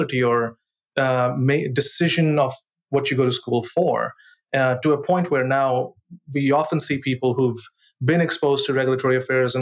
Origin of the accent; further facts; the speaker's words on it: Punjab, India; I grew up in northern India, in a state called Punjab